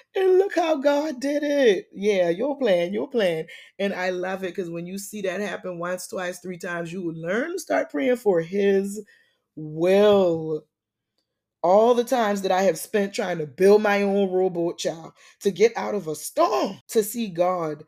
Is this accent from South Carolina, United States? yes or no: yes; Charleston, South Carolina, United States; now in Atlanta, United States; my hometown, Charleston, South Carolina